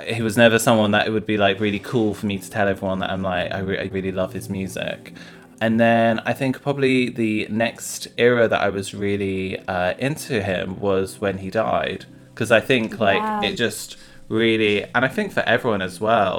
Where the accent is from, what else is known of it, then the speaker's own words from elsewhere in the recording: London, United Kingdom; I'm from London